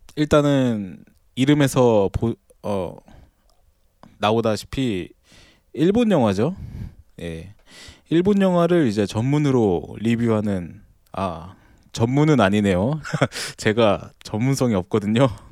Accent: South Korea; 저도 아무래도 한국인이다 보니까

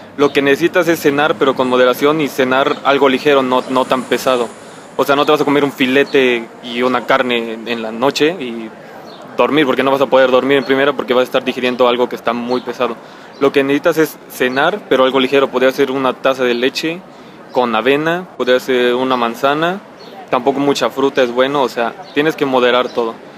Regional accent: Mexico; como somos mexicanos y comemos grasa todas las noches

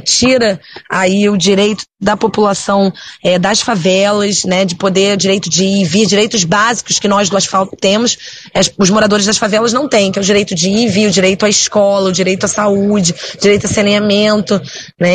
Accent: Teresópolis, Rio de Janeiro, Brazil; eu venho de Teresópolis

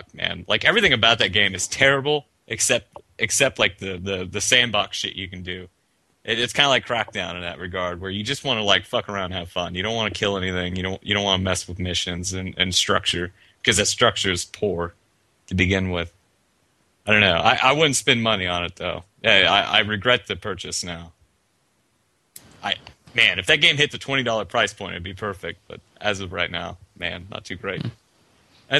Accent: Indiana, United States; I'm from Indiana

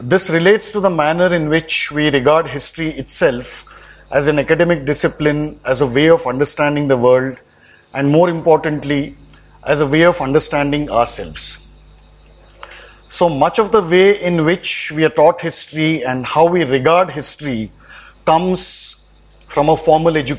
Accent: Karnataka, India; I'm from South India, from Karnataka

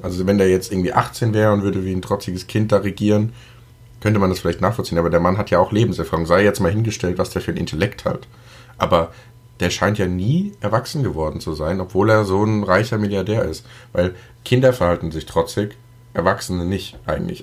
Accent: Germany; als Deutscher

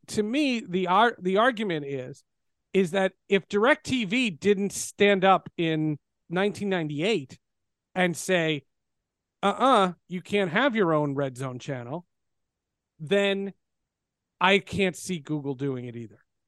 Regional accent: New Jersey, United States; I grew up in New Jersey

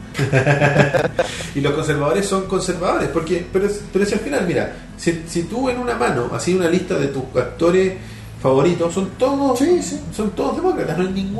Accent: Chile; como, buen chileno

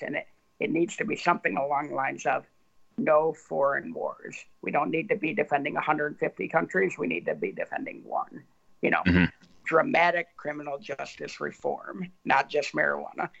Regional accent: Ann Arbor, Michigan, United States; I was a conservative Republican growing up in Ann Arbor, Michigan very, very liberal town

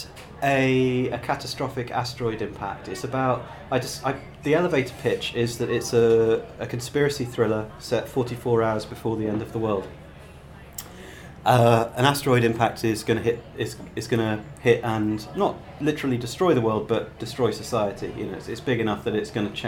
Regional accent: Gloucestershire, South West England, United Kingdom; moved away as an adult; also born or lived in Cardiff / Bristol; I grew up in a small town in Gloucestershire with no comic shop

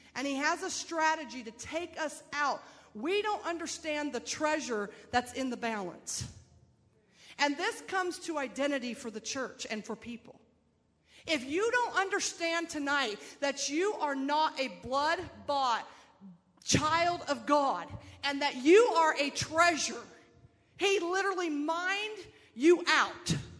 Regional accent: Phoenix, Arizona, United States; I'm from Phoenix

